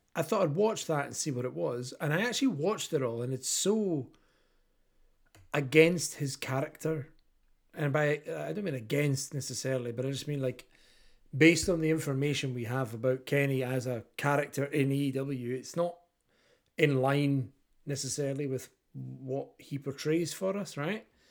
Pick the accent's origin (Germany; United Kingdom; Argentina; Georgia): United Kingdom; Kirkcaldy, Scotland; I am the body from Kirkcaldy